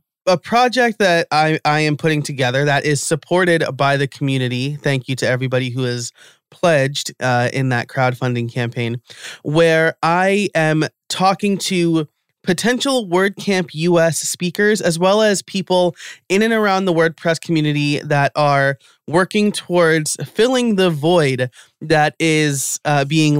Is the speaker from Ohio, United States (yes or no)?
no; New York, United States; As a New Yorker, I dropped the H sound